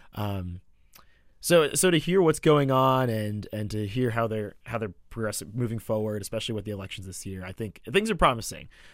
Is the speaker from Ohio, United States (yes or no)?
no; Atlanta, Georgia, United States; accent: American; moved away; also born or lived in Ramsey, New Jersey; I call Atlanta my hometown now 'cause I went to college there. It was my formative years